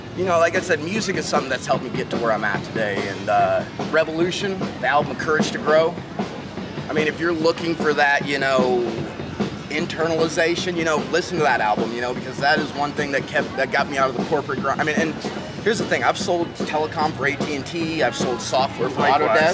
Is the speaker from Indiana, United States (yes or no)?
yes; Indiana, United States; also born or lived in Colorado; I'm out here from Colorado, you know, from southern Indiana, you know, so for 30 years, I grew up with nothing but, you know, dirt bags and, you know, flat land.